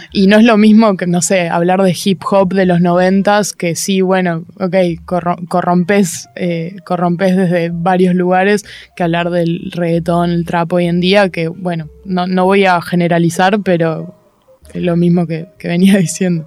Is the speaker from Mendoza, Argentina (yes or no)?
no; Buenos Aires, Argentina; soy de acá, soy de Capital, eh, crecí crecí en Palermo, o muy, muy porteña